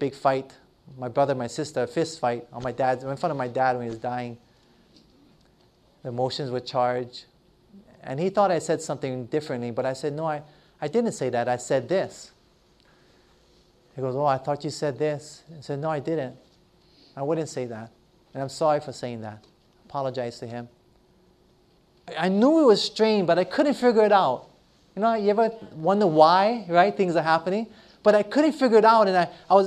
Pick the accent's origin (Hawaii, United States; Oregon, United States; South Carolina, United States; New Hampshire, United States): Hawaii, United States; Hilo; moved away; back to my hometown where I grew up in Hilo, Hawaii